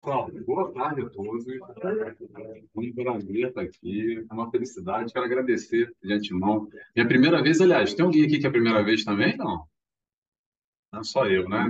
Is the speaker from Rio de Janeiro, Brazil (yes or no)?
yes; Rio de Janeiro, Brazil; now in Madeira, Portugal; eu sou carioca